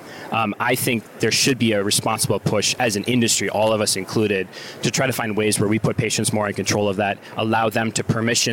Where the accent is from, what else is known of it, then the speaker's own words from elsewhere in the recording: Wisconsin, United States; moved away; I'm from Wisconsin originally.